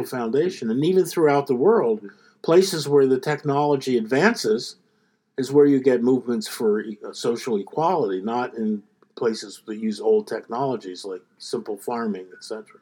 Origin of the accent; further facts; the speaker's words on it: Philadelphia, Pennsylvania, United States; I, I, grew up in Philadelphia